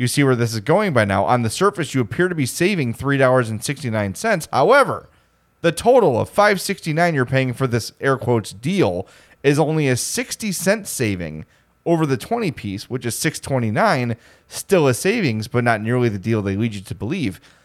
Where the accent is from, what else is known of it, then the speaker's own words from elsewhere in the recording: Homewood, Illinois, United States; I'm from Homewood